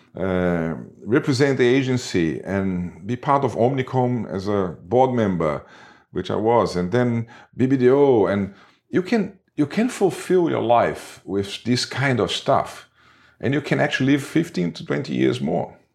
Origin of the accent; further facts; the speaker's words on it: Rio de Janeiro, Brazil; English is a second language; moved away as an adult; also born or lived in United Kingdom / São Paulo; now in Hawaii, United States; I worked at D P Z in Rio de Janeiro. This is my hometown